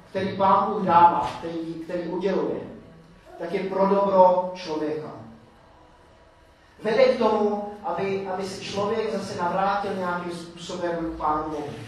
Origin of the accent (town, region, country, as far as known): Czechia